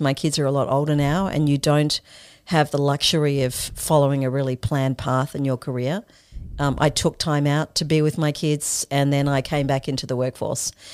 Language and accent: English; Australia; also born or lived in Zimbabwe; My family immigrated to Australia for a better life